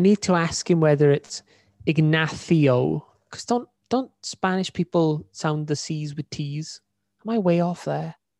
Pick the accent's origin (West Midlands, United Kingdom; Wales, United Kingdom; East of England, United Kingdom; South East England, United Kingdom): Wales, United Kingdom; accent: Welsh; my Welsh accent.